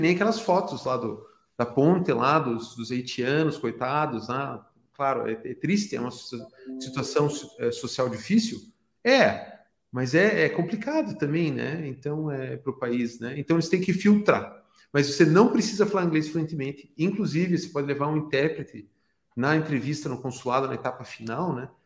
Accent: Brazil; na minha cidade natal, no Brasil

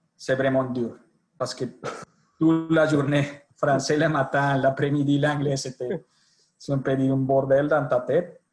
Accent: Colombia; accent: Colombian; French is a second language; moved away as an adult; also born or lived in Italy; pour mon accent, je suis colombien. Je suis né en Colombie. J'ai suivi toutes mes études en Colombie

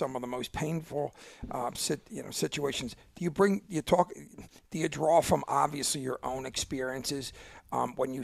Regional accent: Philadelphia, Pennsylvania, United States; I'm from Philly

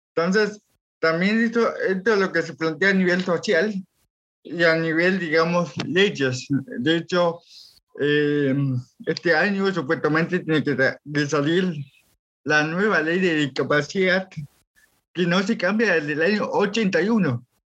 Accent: Villa La Angostura, Neuquén, Argentina; soy de Villa, ah. sí, sí, nativo de acá, y todo mi acá, soy de acá

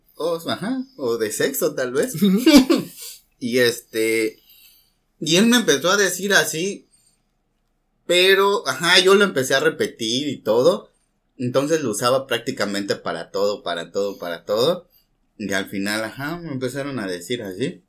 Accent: Mexico City, Mexico; now in Mérida, Mexico; soy de la Ciudad de México y pues ahora resido en la ciudad de Mérida, Yucatán

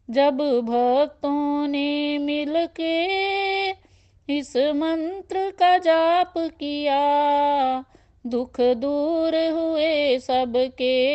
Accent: Sujanpur, Punjab, India; now in Delhi, India; मैं basically Sujanpur district Pathankot की रहने वाली हूँ और अब मैं अपनी फैमिली के साथ दिल्ली में रह रही हूँ

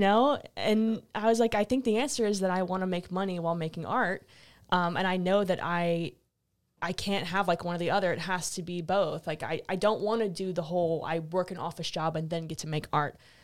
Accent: New Iberia, Louisiana, United States; also born or lived in Lafayette, Louisiana / New York City; I was in New Iberia for the first twelve years of my life, then I moved to Lafayette in middle school, high school

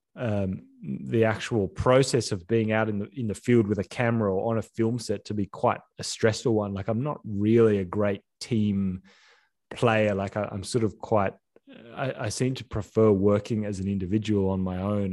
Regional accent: Sydney, New South Wales, Australia; We grew up in Sydney near the beach.

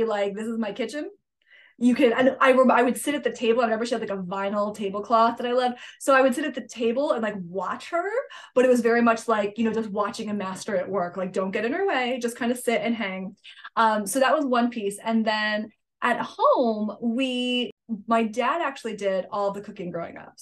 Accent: Litchfield, Connecticut, United States; So I grew up in Connecticut, in the Northwest Hills of Connecticut, a little town called Litchfield.

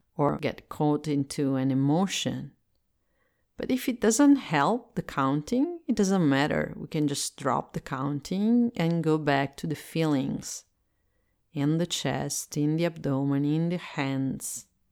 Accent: Italy; English is a second language; I am Italian and I live in Italy, and so I speak English as a second language

